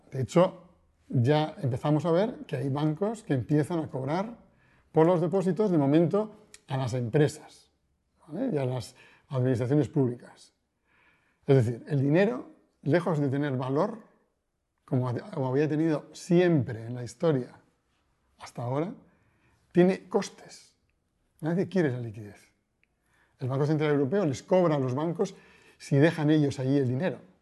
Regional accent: Bilbao, Basque Country, Spain; now in Madrid, Spain; nací en Bilbao, eh, vivo en Madrid

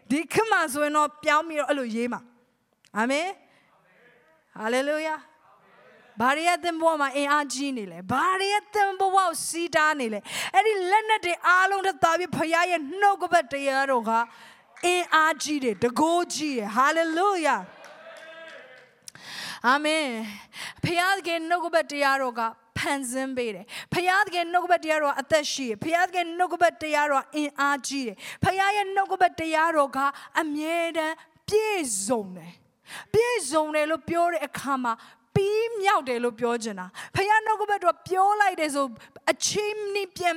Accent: Myanmar

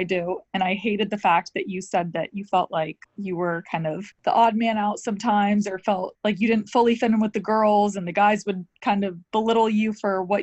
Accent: Atlanta, Georgia, United States; I grew up in Atlanta

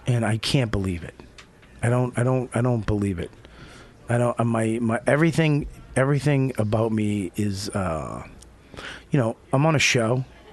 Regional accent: Boston, Massachusetts, United States; moved away; my hometown

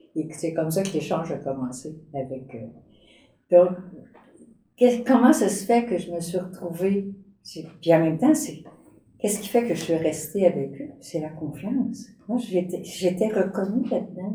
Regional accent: native village near Granby, Quebec, Canada; dans mon village natal, la belle municipalité de Denham

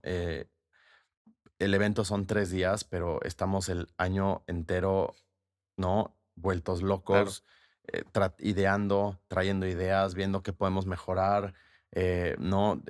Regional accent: Mexico; como mexicanos somos muy pasionales

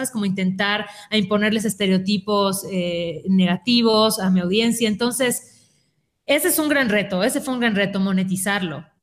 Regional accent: Mérida, Yucatán, Mexico; yo, soy de Mérida, igual que Sácil, y lo vivía estando ahí

